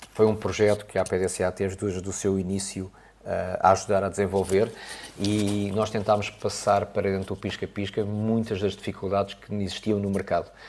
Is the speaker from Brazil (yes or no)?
no; Portugal; como bom português